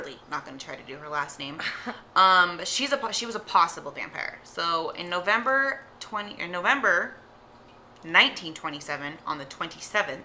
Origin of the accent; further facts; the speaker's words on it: England, United Kingdom; moved away; I'm from England anyways.